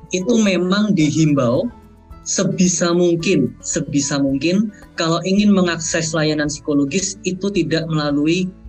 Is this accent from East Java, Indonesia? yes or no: yes; East Java, Indonesia; moved away as an adult; now in Netherlands; Saya saya aslinya dari Jawa Timur gitu ya, saya orang kampung gitu, pindah ke negara orang berhadapan dengan cuaca yang ekstrim, lingkungan baru, pandemi pula.